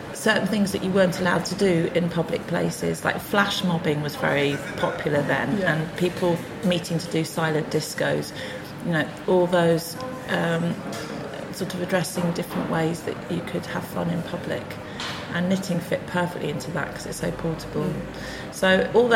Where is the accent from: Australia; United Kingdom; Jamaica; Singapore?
United Kingdom; the Lake District, North West England; moved away as an adult; now in London, United Kingdom; I was born in the Lake District